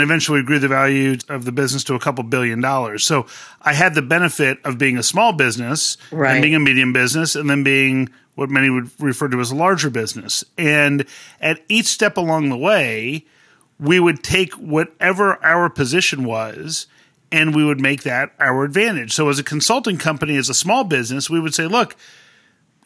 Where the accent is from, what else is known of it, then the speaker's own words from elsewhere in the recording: Southern California, United States; I grew up in Southern California